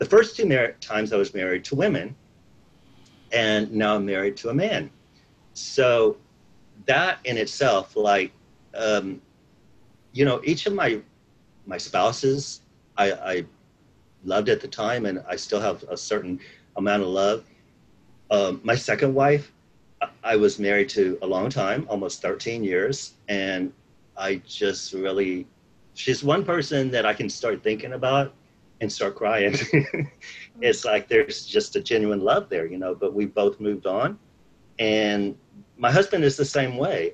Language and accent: English; San Antonio, Texas, United States; moved away as an adult; also born or lived in Dallas, Texas; I grew up in San Antonio in South Texas. And I moved to Dallas, Texas in June of 1998.